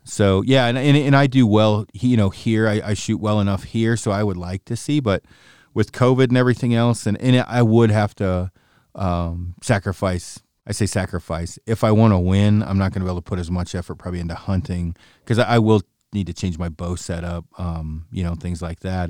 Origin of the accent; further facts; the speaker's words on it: Oregon, United States; moved away as an adult; also born or lived in Silverdale, Washington / Port Townsend, Washington; I'm from Oregon originally